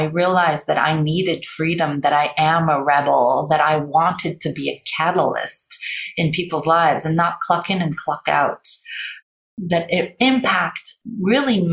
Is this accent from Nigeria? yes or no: no; Paris, Île-de-France, France; I grew up in Paris